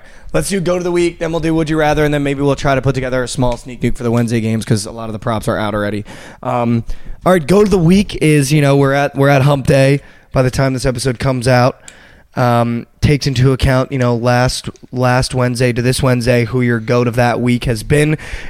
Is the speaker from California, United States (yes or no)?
no; New Jersey, United States; I'm on the bandwagon as an East Coast kid. Fuck the Nets. I hate the Nets because I'm from New Jersey